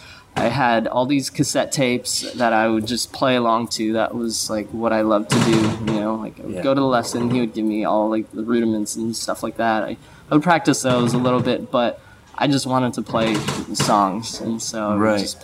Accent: Smithers, British Columbia, Canada; moved away; also born or lived in Quesnel, British Columbia; I'm actually Canadian. I was born on the west coast of Canada in a town that probably no one's ever heard of. It's called Quesnel, and it's in British Columbia. And then moved up to a town called Smithers, which is even farther up north

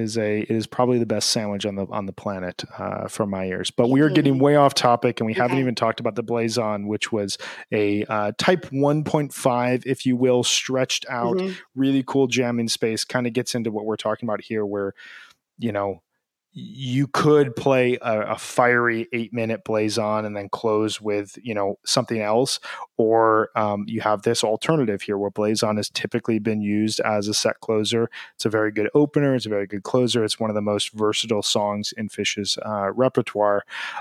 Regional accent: Chicago, Illinois, United States; As a Chicagoan who loves having his hot dog dragged through the garden, there is nothing like a Dirty Water Dog.

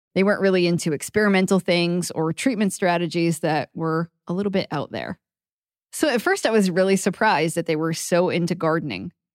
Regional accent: Maine, United States; I grew up in Maine, where the growing season is really short

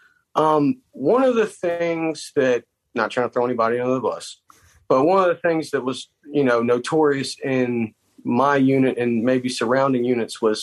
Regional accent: South Carolina, United States; moved away as an adult; I'm from South Carolina

